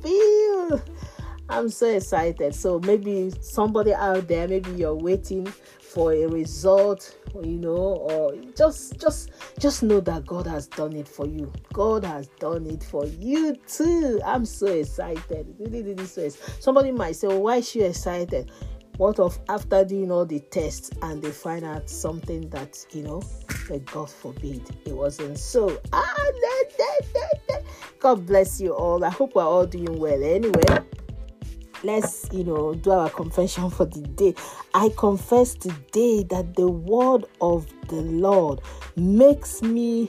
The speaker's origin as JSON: {"language": "English", "country": "Nigeria", "moved": "yes", "said": "I'm from Nigeria."}